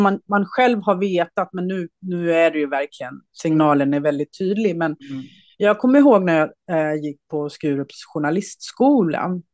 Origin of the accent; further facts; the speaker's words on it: Småland, Sweden; also born or lived in Skåne; vi kom ju till Småland när vi kom mm. till Sverige. Så att jag mm. har ju först Småland i, i min barndom och sen har jag en mindre ort i Skåne som min ungdom.